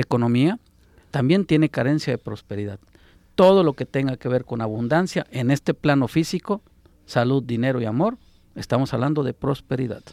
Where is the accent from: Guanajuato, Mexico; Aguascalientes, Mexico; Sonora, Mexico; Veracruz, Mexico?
Sonora, Mexico; now in Guadalajara, Mexico; Yo que soy de Sonora